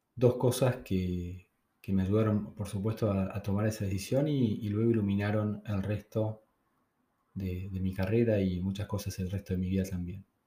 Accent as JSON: {"language": "Spanish", "country": "Argentina", "said": "en mi país está mi gente, están las personas que conozco"}